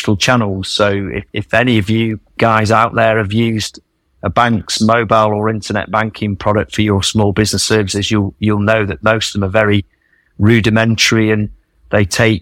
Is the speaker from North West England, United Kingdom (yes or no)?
yes; Manchester, North West England, United Kingdom; moved away as an adult; also born or lived in Australia; I was born and bred in Manchester